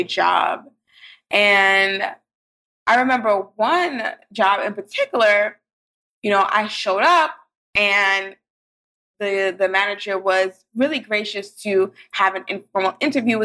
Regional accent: New York City, New York, United States; I grew up in Brooklyn

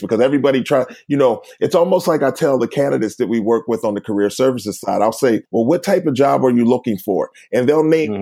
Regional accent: Uniontown, Pennsylvania, United States; moved away; also born or lived in Philadelphia; I'm originally from a place called Uniontown, Pennsylvania. It's southwest of Pittsburgh.

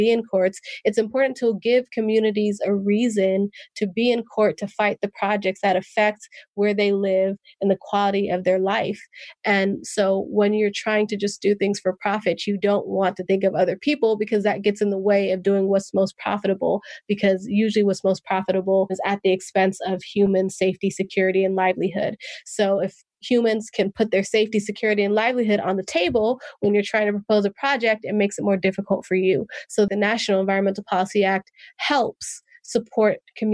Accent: Oakland, California, United States; first language English; I grew up in West Oakland, which is situated between three major highways and next to a port.

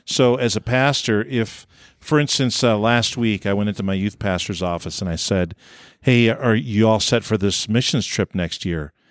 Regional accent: New York, United States; moved away as an adult; also born or lived in Orange City, Iowa; I grew up in New York State

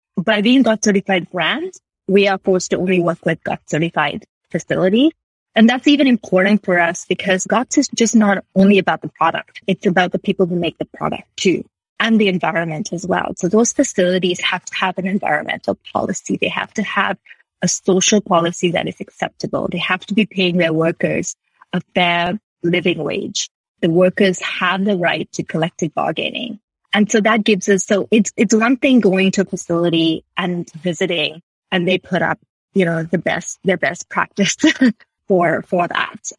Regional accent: Sri Lanka; moved away as an adult; also born or lived in United Kingdom; now in Canada; I grew up in Sri Lanka

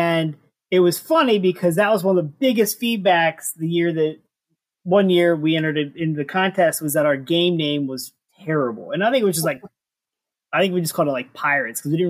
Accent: St. Louis, Missouri, United States; I'm from St. Louis

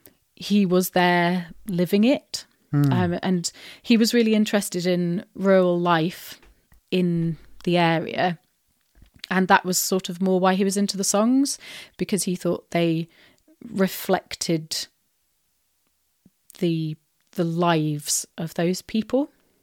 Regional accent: South West England, United Kingdom; accent: Wiltshire; also born or lived in Glasgow / Canada; And that my accent from being slightly Wiltshire-y occasionally came out in through the vowels or something

